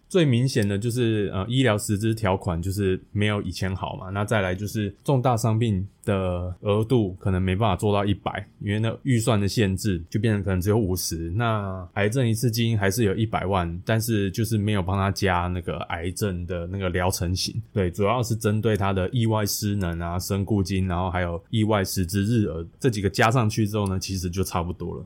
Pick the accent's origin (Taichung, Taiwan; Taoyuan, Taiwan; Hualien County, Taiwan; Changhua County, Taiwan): Hualien County, Taiwan; Fenglin; 我们老家是在花莲的凤林镇，就是一个小镇上